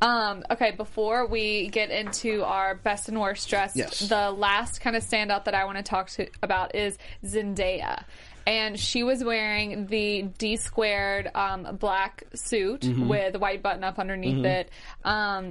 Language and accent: English; Alabama, United States; I'm from Alabama